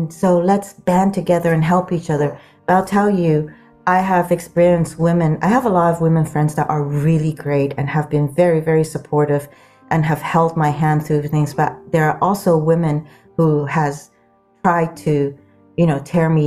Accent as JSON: {"language": "English", "country": "Sudan", "tie": "born or raised there", "also_born_or_lived": "Guam", "moved": "yes", "lives_now": "Palo Alto, United States", "said": "I grew up in the Sudan and grew up on Guam."}